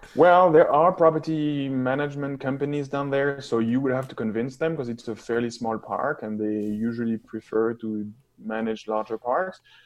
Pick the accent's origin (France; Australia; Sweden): France; moved away as an adult; also born or lived in Toronto, Canada; now in London, Canada; I'm from France